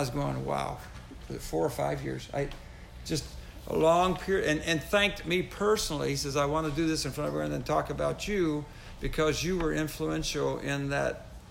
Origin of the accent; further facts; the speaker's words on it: United States; moved away as an adult; also born or lived in French Canada / France; when I was your age growing up in America